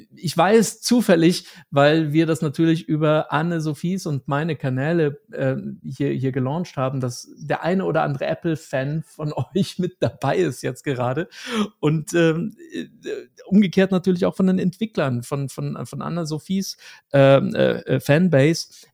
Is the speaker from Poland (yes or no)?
no; Germany; Als Deutscher